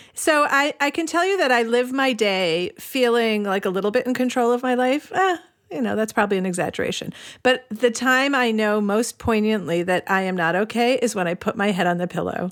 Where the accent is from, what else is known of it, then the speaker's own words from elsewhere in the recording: United States; now in Cleveland, United States; I grew up on the Long Island Sound